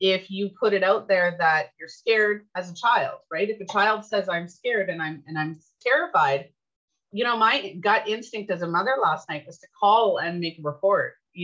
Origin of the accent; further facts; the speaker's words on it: Canada; I'm Canadian